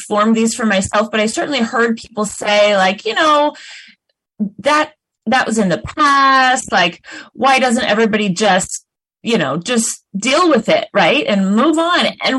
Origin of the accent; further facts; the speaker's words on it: Oregon, United States; born there; moved away; also born or lived in Minneapolis / Chicago / New Jersey; I was born here in Oregon. I have family who've been in Oregon for generations, but I moved away for most of my life, and I lived in places like Minneapolis and Chicago and New Jersey